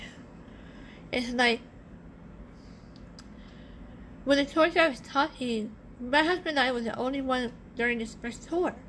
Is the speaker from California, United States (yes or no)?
yes; Harbor City, California, United States; I was born in Harbor City. California